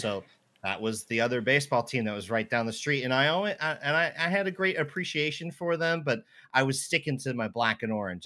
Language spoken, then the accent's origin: English; just outside of Baltimore and DC, Maryland, United States; now in Seattle, United States; I grew up just outside of Baltimore and D C